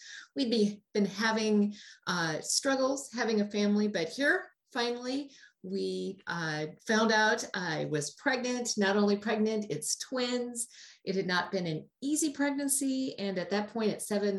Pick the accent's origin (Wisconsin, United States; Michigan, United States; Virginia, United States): Wisconsin, United States; Milwaukee; I am from Wisconsin in the Milwaukee area